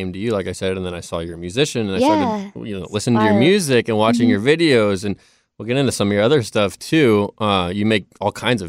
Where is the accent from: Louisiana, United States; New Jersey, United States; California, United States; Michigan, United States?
California, United States; now in Nashville, United States; I grew up in California like yourself